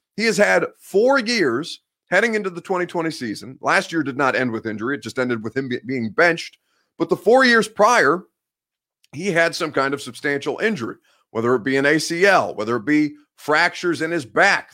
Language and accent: English; Indiana, United States; I'm from Indiana